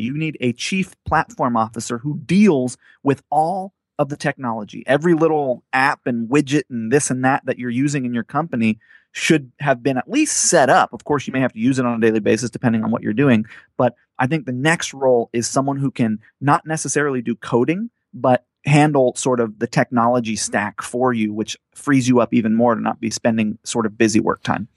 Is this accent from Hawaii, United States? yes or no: yes; Hawaii, United States; moved away; I grew up on Hawaii, but I never lived on the beach